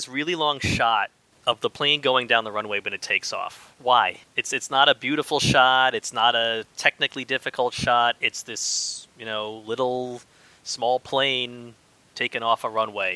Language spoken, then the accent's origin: English; New York, United States; I grew up in New York also